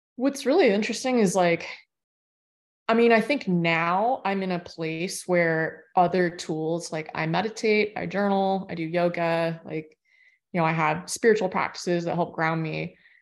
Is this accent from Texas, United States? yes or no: no; Florida, United States; I grew up in Florida